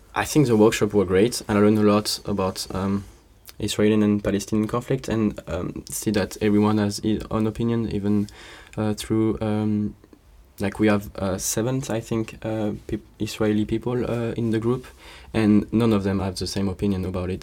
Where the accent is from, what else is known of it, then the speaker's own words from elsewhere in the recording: Bordeaux, Nouvelle-Aquitaine, France; moved away as an adult; also born or lived in Krakow, Poland; I'm coming from Bordeaux in France